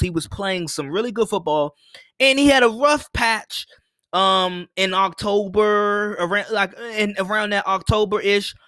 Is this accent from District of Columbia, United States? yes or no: yes; Washington, District of Columbia, United States; I'm from Washington, D C